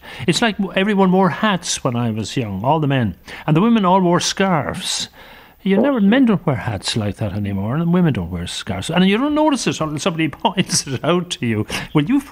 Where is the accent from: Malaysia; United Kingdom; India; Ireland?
Ireland; Limerick, Munster; I grew up in Limerick, and in Limerick we had messenger boys